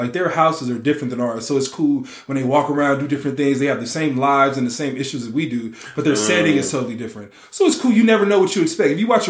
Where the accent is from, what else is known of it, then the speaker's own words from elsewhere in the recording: Nigeria; I rock with those too. I'm Nigerian or whatever.